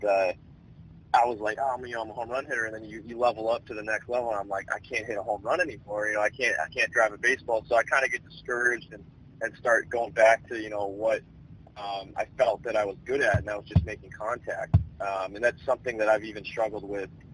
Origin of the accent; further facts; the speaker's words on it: Chicago, Illinois, United States; I'm from Chicago now